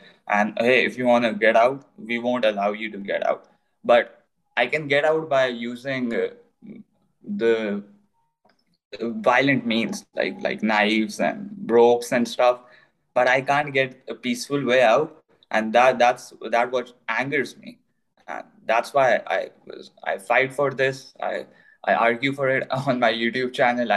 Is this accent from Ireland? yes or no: no; Pakistan; I was born in Pakistan